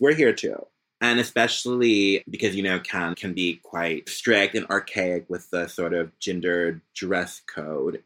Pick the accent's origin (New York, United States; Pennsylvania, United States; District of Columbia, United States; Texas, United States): Pennsylvania, United States; Philadelphia; also born or lived in Orange, Virginia / Greenville, North Carolina; now in Paris, France; I was born in Philadelphia. My dad is from Boston, and then I went to school in Virginia